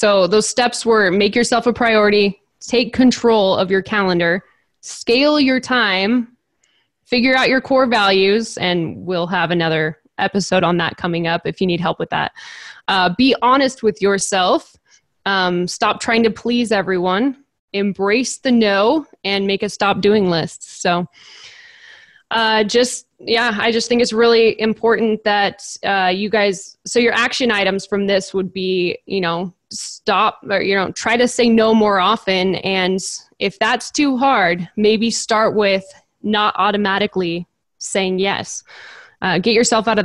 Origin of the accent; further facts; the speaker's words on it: California, United States; since I'm from California